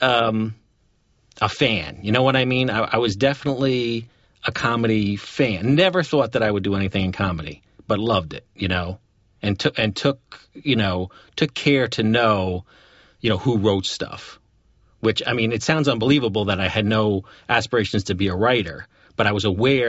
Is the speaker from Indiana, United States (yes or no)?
no; Poughkeepsie, New York, United States; we grew up in Poughkeepsie, New York